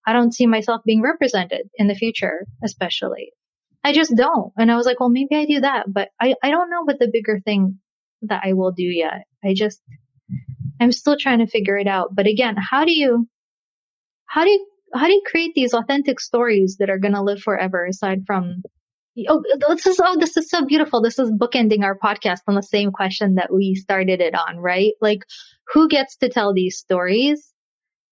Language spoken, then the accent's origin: English; Russia; moved away; I'm a refugee. I'm a refugee from Russia. So I know the experience of leaving a country